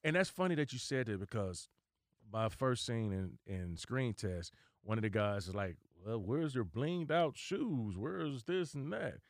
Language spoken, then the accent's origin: English; Dayton, Ohio, United States; moved away; I'm originally from Dayton, Ohio. I was home visiting my family